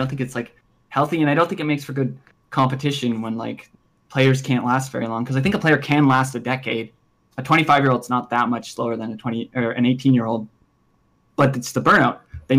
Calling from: Ontario, Canada; I am calling from Ontario, Canada.

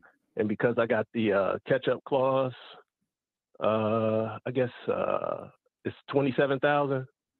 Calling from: Georgia, United States; I'm calling from Georgia.

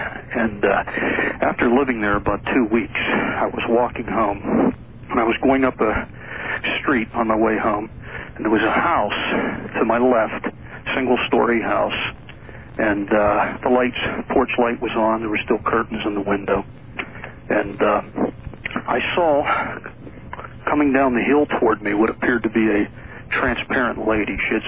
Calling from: Pennsylvania, United States; I'm calling from Pennsylvania.

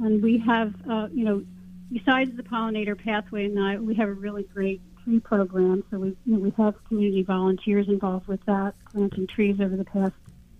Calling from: Nyack, New York, United States; I'm here in Nyack.

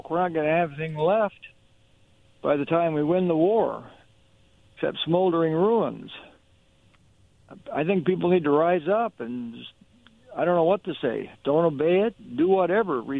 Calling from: Hermiston, Oregon, United States; uh, calling from uh, Hermiston, Oregon.

